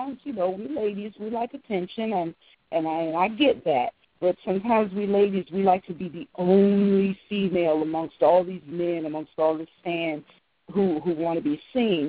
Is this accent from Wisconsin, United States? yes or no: no; Virginia, United States; Virginia because this is my hometown